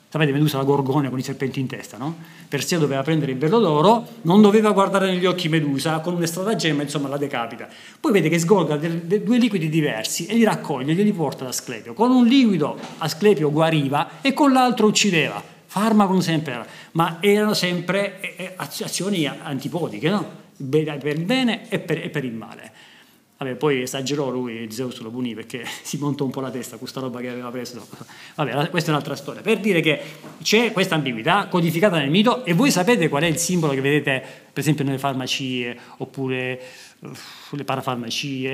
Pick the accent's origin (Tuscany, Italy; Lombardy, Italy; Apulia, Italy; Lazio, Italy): Apulia, Italy; Lecce; nella mia città natale, a Lecce